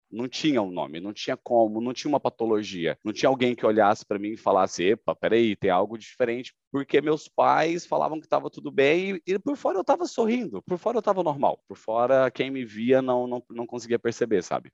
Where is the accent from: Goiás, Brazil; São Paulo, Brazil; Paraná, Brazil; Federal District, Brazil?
Goiás, Brazil; Goiânia; eu sou natural de Goiânia